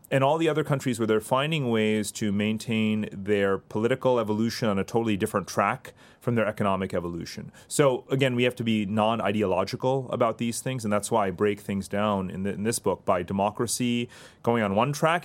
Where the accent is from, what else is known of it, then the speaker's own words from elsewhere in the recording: India; I was born in India.